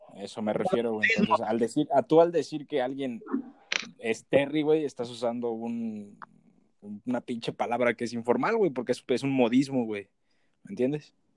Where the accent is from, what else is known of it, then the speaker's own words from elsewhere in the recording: Huasteca Potosina, San Luis Potosí, Mexico; Somos de la Huasteca